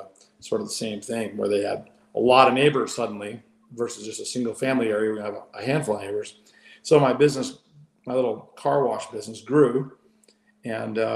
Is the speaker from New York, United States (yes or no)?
no; Dana Point, California, United States; moved away as an adult; also born or lived in Australia; where I grew up in Dana Point